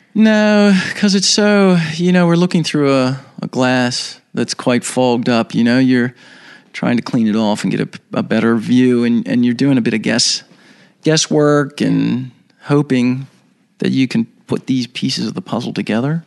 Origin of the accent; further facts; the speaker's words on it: Baltimore, Maryland, United States; I was born and raised in Baltimore, Maryland, uh, in the United States